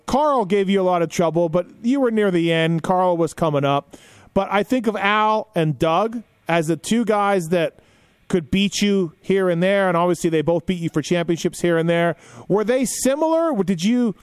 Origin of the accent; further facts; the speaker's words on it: Western Canada, Canada; I'm Western Canada